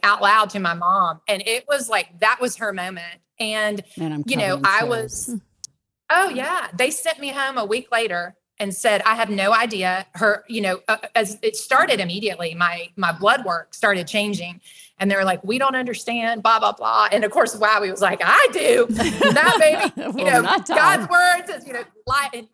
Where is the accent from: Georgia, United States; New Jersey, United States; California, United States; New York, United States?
Georgia, United States; Atlanta; I grew up here in the Metro Atlanta area